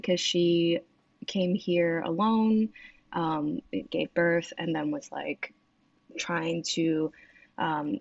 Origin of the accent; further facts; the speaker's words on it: New York City, New York, United States; English is a second language; also born or lived in Fujian, China; born and raised